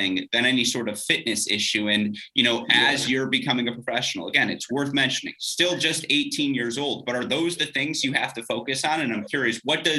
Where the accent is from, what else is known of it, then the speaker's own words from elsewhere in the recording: Michigan, United States; I'm also from a northern state here in the U.S. in Michigan